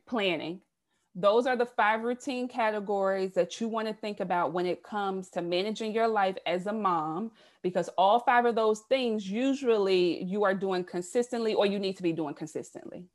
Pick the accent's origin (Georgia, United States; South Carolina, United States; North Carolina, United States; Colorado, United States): South Carolina, United States; moved away as an adult; now in Baltimore, United States; I'm originally from the South. I'm a Southern girl, born and raised in South Carolina.